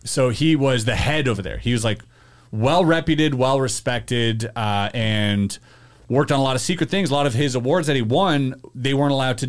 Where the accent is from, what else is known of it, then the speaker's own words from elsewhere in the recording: Canada; as a Canadian